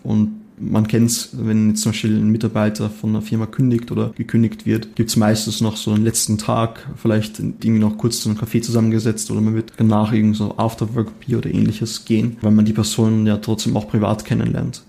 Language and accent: German; Austria; also born or lived in Linz, Austria; ich komme eigentlich aus Österreich